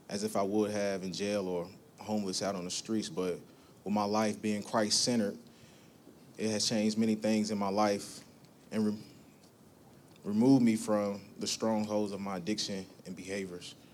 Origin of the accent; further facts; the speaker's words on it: Evansville, Indiana, United States; I'm from Evansville, Indiana. I'm born and raised. I grew up in a household of seven boys, one girl.